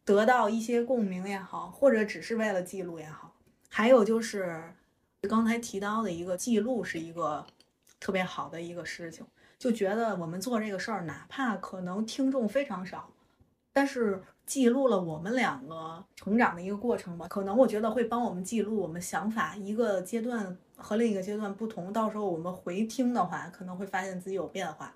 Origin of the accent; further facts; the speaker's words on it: Tianjin, China; 我们天津人自带的就是快乐的音，音符儿